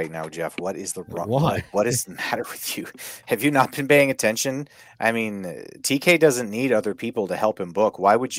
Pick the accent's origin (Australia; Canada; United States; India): Canada; I'll get back to being silly Canadian